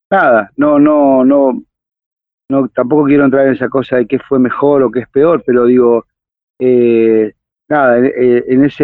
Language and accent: Spanish; Villa Bosch, Buenos Aires Province, Argentina; yo recuerdo cuando era niño y vivía en Villa Bosch